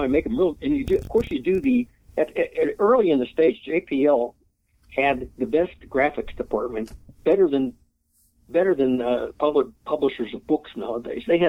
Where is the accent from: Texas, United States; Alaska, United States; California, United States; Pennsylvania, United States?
Pennsylvania, United States; Pittsburgh; moved away; I come from Pittsburgh. I come from a working class neighborhood